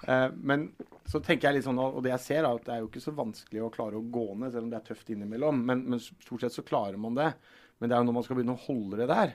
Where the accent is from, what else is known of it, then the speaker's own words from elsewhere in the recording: Telemark, Norway; og så er jeg fra Telemark